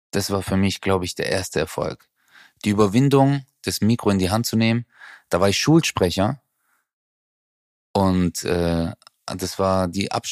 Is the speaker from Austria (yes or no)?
no; Turkey; now in Germany; weil ich wusste, dass ich mit meiner Herkunft als Türke äh, verstehst du, das sagt keiner so, wow, hey Türke